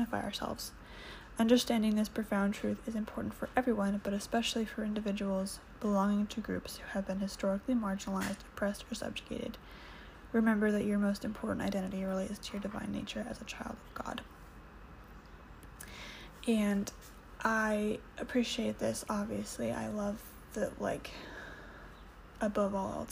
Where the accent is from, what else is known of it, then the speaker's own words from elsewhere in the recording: United States; moved away as an adult; now in Canada; I'm an American, currently living in Canada